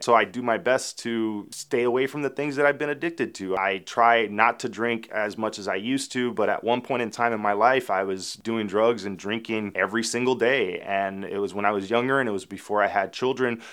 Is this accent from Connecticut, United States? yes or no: no; Miami, Florida, United States; I grew up in Little Havana and Alapata in the nineties